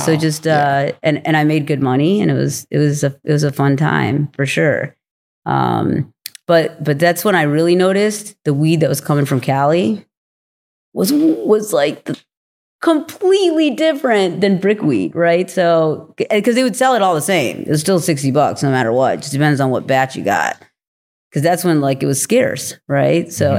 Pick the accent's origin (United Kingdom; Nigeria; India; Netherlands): India; born there; I was born in India